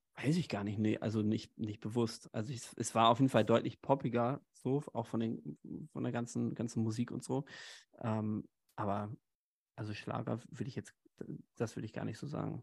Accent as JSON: {"language": "German", "town": "Haltern am See", "region": "North Rhine-Westphalia", "country": "Germany", "tie": "born or raised there", "moved": "as an adult", "lives_now": "Hamburg, Germany", "said": "komme eigentlich gebürtig aus, aus in der Nähe von Münster, aus Haltern am See, so einer kleinen Stadt"}